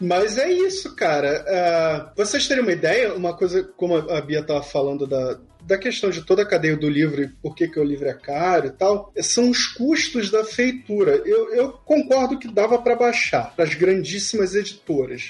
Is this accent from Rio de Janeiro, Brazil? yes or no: yes; Rio de Janeiro, Brazil; accent: carioca; O meu sotaque é carioca, eu posso comer um i ou outro